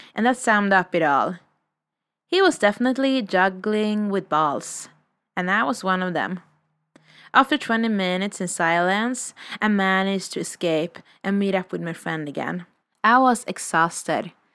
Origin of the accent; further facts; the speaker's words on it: Sweden; moved away as an adult; also born or lived in Revelstoke, Canada; I'm a vagabond from Sweden, currently exploring in North America